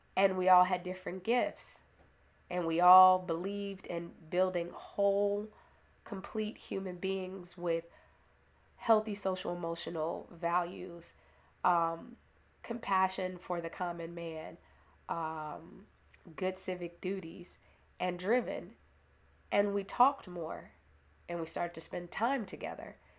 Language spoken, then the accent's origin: English; Chicago, Illinois, United States; I was born in Inglewood, i-, in Chicago. My village consisted of Bass School